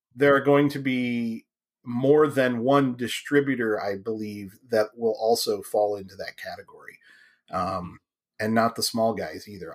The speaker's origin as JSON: {"language": "English", "region": "Ohio", "country": "United States", "tie": "born or raised there", "moved": "yes", "said": "I grew up in Ohio, so I get the Midwest, Western mentality"}